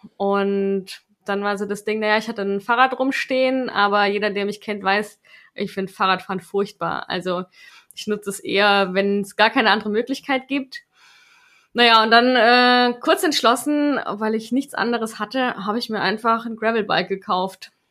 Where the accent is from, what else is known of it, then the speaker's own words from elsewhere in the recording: Stuttgart, Baden-Württemberg, Germany; moved away as an adult; now in Karlsruhe, Germany; ich komme ja ursprünglich aus Stuttgart